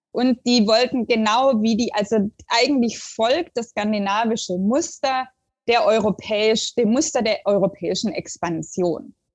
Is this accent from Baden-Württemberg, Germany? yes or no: yes; the area near Stuttgart, Baden-Württemberg, Germany; moved away as an adult; also born or lived in Sweden / Oslo, Norway; now in Aarhus, Denmark; das ist so ein, so ein Schulverein in Stuttgart mit einer Außenstelle in der Gegend, wo ich herkomme